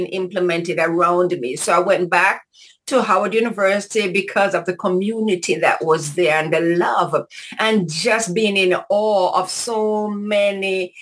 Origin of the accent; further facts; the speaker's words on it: Kingston, Jamaica; moved away as an adult; now in United States; I'm from Kingston, Jamaica. And I went to Shorewood Teachers College